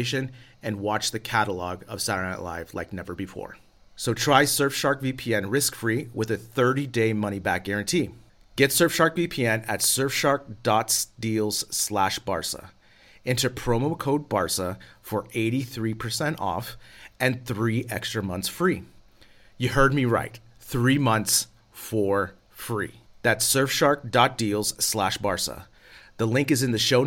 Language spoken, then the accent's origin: English; United States; moved away as an adult; now in Spain; As an American living abroad here in Spain